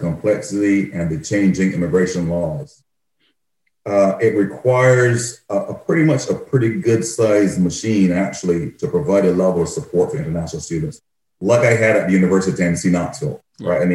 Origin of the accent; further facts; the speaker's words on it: Barbados; moved away; my experience growing up in Barbados